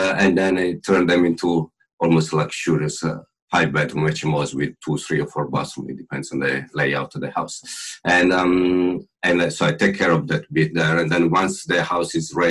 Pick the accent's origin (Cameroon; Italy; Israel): Italy; Milan, Lombardy; now in Bristol, United Kingdom; clearly Italian. I was born in Milano, where I grew up